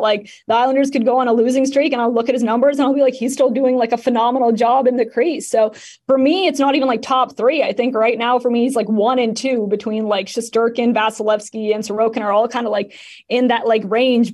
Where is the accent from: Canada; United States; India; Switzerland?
Canada; I'm Canadian